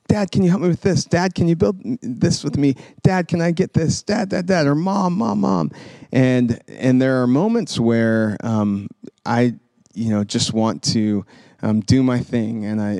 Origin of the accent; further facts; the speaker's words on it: Sacramento, California, United States; also born or lived in Memphis, Tennessee; So I was born in Tennessee, in Memphis. And when I was 5, our family relocated to Sacramento. So we moved from the south to the west